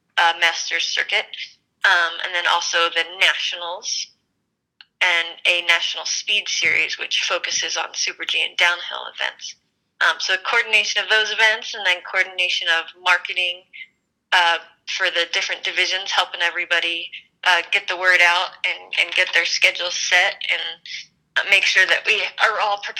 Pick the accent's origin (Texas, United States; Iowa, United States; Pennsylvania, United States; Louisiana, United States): Pennsylvania, United States; Philadelphia; moved away as an adult; also born or lived in Worcester, Massachusetts; now in Colorado, United States; I grew up in Philadelphia